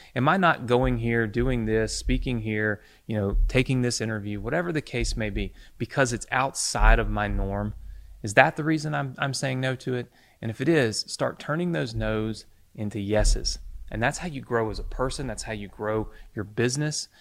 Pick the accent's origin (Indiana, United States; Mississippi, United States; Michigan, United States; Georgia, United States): Mississippi, United States; I was growing up in Mississippi